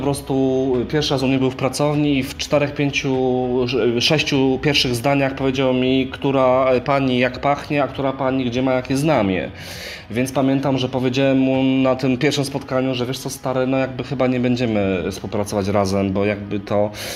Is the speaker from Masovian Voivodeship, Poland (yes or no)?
no; Częstochowa, Silesian Voivodeship, Poland; moved away; jak jeszcze mieszkałem w Częstochowie